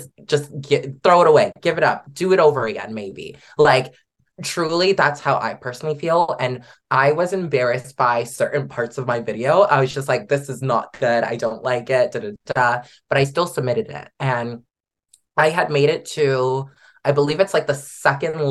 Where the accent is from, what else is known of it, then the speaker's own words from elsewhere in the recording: Canada; Canadians are f-ing killing it.